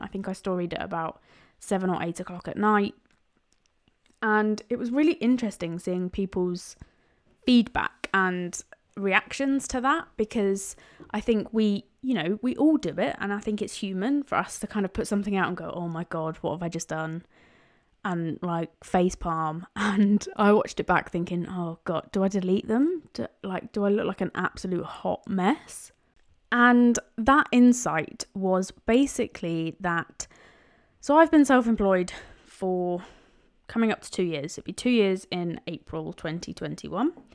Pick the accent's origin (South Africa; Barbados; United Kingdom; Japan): United Kingdom; London; now in Cambridgeshire, United Kingdom; I was born in East London, but now live in Cambridgeshire.